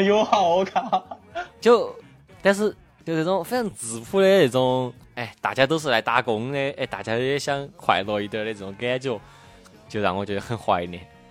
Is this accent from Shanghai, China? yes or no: no; Chengdu, Sichuan, China; accent: Sichuanese; moved away; 作为一个成都人